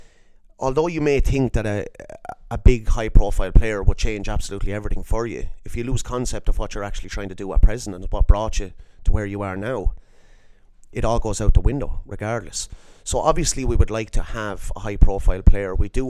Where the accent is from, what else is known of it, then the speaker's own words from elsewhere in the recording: Ireland; being an Irish man and being, I suppose, Irish to the core